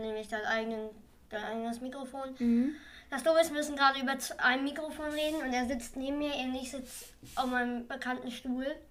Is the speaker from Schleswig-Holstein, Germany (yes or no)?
yes; Schleswig-Holstein, Germany; Ich, äh, bin hier oben in dem Schleswig-Holstein geboren